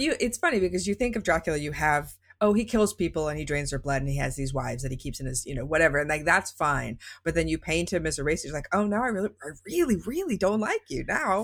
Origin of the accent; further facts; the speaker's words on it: Las Vegas, Nevada, United States; I grew up in Las Vegas